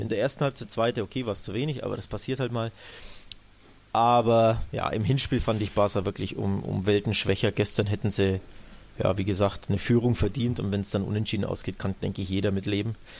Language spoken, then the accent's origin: German; Germany; als Deutscher